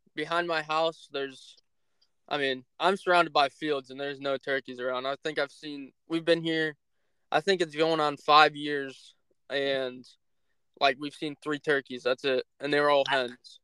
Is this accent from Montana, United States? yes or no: no; Northeast Ohio, United States; I'm from Northeast Ohio